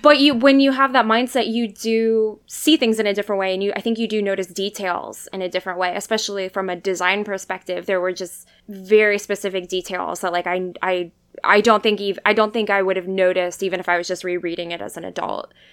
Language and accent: English; Alaska, United States; I'm from Alaska